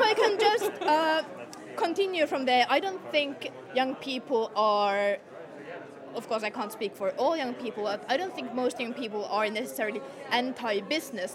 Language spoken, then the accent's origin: English; Finland; I'm from Finland.